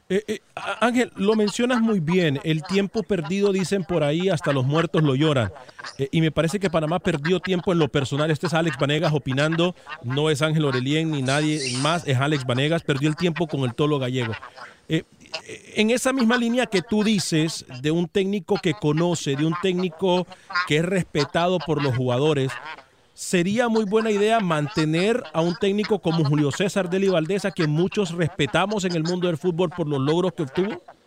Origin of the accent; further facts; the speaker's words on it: Honduras; accent: Honduran; se me salió el hondureño